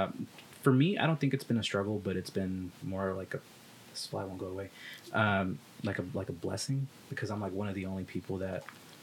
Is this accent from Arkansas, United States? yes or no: yes; Arkansas, United States; Well, I am.